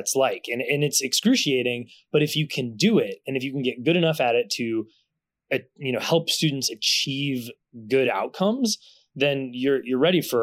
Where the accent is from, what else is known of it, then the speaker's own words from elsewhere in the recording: Concord, Massachusetts, United States; moved away; also born or lived in Brooklyn / California; where I grew up in Concord